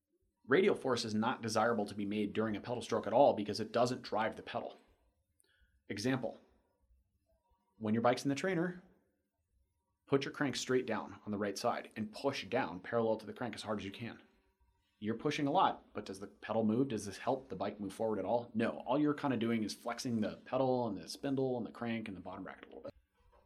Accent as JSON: {"language": "English", "region": "Florida", "country": "United States"}